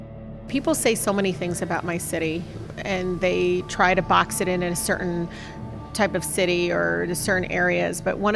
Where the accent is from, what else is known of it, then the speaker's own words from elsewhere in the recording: Detroit, Michigan, United States; growing up in Southwest Detroit